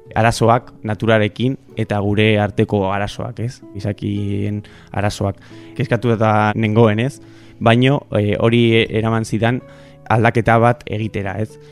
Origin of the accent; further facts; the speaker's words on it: Burgos, Castile and León, Spain; now in San Sebastián, Spain; nire ametsa da hori, horra joatea bizitzera, nire herrira, zeni donostian bizi naiz